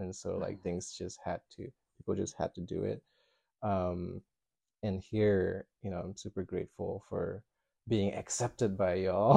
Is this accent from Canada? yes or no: no; Malaysia; moved away as an adult; also born or lived in New York; now in United States; I'm from Malaysia, so um, I arrived in America in I don't know, maybe like 12, 13 years ago